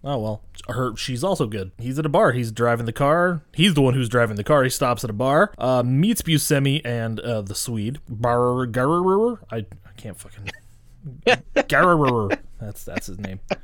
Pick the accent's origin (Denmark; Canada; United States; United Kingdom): United States; Montana; I'm being from Montana